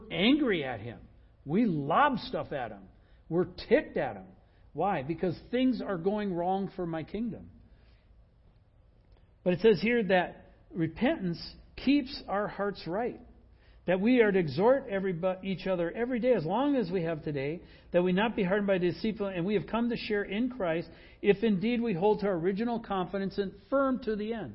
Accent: United States

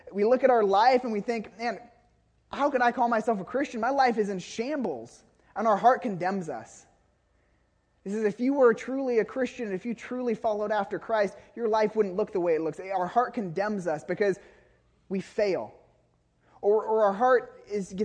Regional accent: Woodinville, Washington, United States; moved away; also born or lived in Nicaragua; when I was growing up in Woodinville, before I moved to Nicaragua

